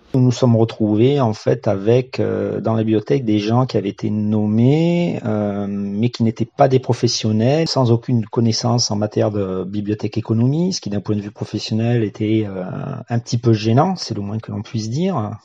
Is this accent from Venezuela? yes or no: no; Marseille, Provence-Alpes-Côte d'Azur, France; also born or lived in Seine-Saint-Denis; J'ai grandi en Seine-Saint-Denis et ensuite dans les quartiers nord de Marseille